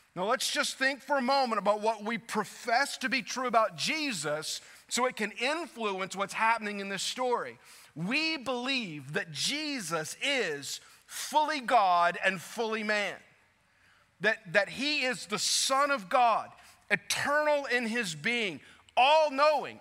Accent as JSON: {"language": "English", "region": "South Louisiana", "country": "United States", "tie": "born or raised there", "moved": "as an adult", "said": "Growing up in South Louisiana, like I did"}